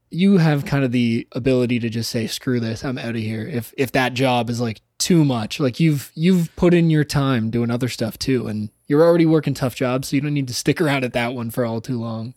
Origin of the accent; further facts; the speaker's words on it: Toronto, Ontario, Canada; I said, "Toronto."